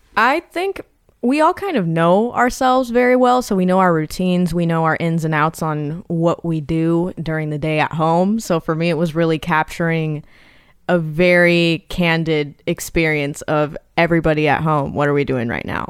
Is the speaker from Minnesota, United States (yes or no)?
no; Irvine, California, United States; I'm from Irvine, California. It's like an hour south from L A. It's just outskirt suburbs. It's, like, quiet down here